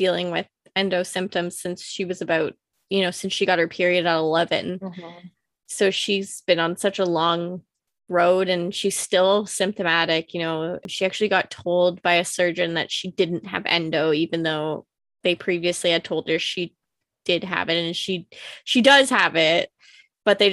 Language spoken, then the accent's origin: English; Canada; being Canadian